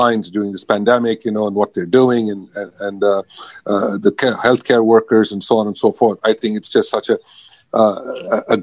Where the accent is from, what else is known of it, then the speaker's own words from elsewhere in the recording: South India, India; now in Los Angeles, United States; I'm from India. I'm from the southern part of India